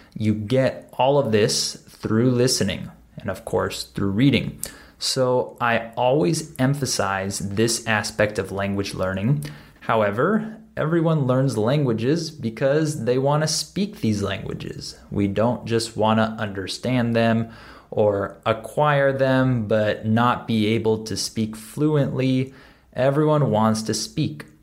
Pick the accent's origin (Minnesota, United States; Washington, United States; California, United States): California, United States; Southern; accent: West Coast; this is where I'm from. I'm from Southern California